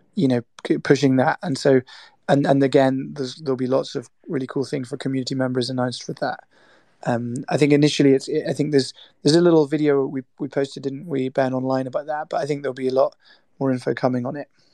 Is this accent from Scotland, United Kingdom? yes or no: yes; Scotland, United Kingdom; my parents are Irish, but I grew up in Scotland